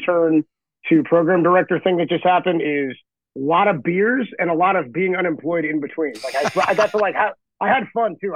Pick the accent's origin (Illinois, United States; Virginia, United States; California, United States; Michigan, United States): California, United States; San Leandro; also born or lived in Castro Valley / Hayward / Daly City / Colma; now in San Francisco, United States; I grew up in San Leandro. I was born in Castro Valley, grew up in San Leandro